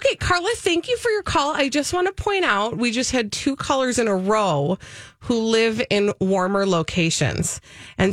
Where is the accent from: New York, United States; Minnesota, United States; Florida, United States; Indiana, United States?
Minnesota, United States; in Minnesota, we are very good at being passive aggressive